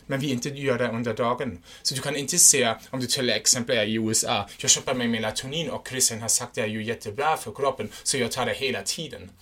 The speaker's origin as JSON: {"language": "Swedish", "country": "Germany", "second_language": "Swedish", "moved": "yes", "said": "jag är en tysk"}